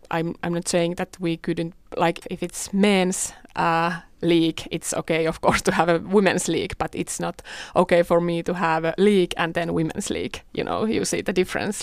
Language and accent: English; Tampere, Pirkanmaa, Finland; moved away; I'm from Tampere, and, and that is obviously the best best place in whole Finland